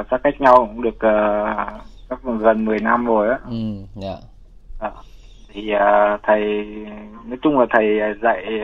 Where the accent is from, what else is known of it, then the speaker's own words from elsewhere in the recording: Thanh Hóa, Vietnam; now in Ho Chi Minh City, Vietnam; Dạ dạ quê em ở Thanh Hóa anh.